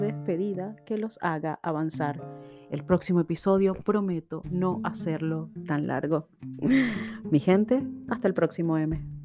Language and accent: Spanish; Venezuela; moved away; also born or lived in Argentina; en mi país natal, Venezuela